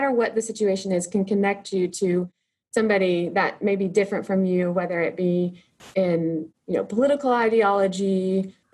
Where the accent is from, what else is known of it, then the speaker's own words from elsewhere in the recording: small town an hour west of Comanche, Texas, United States; now in Comanche, United States; my hometown is another small town, almost exactly the same size, an hour west of us